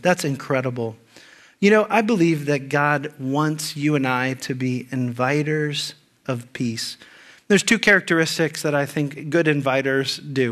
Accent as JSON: {"language": "English", "region": "Ohio", "country": "United States", "also_born_or_lived": "California", "moved": "yes", "said": "I'm from Ohio"}